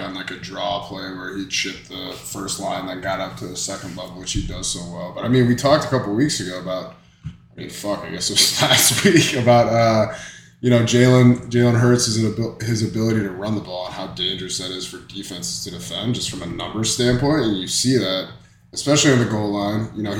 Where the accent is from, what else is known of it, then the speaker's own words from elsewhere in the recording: Minnesota, United States; He's a Vikings fan. I'm from Minnesota, you know.